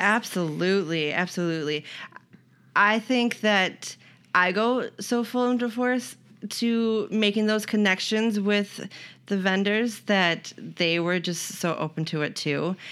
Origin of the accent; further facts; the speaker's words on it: Otana, New York, United States; moved away as an adult; now in Rochester, United States; I grew up in Otana